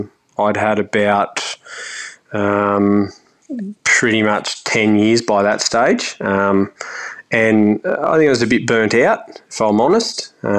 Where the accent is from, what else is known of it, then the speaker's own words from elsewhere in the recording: Australia; when you'd remark, I'm from Australia, they'd look at you weirdly